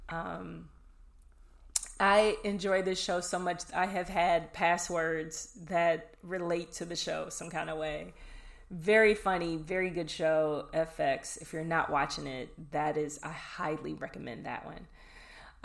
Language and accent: English; Chicago, Illinois, United States; The Chi. It's my hometown